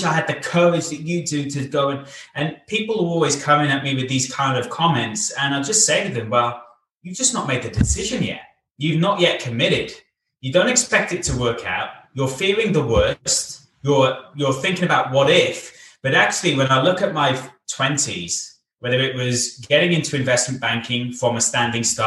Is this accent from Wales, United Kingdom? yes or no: yes; Cardiff, Wales, United Kingdom; also born or lived in Bath; In my hometown of Cardiff